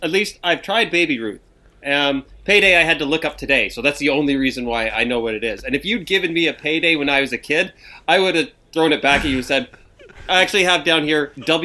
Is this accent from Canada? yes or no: yes; Canada; when you grow up as a Canadian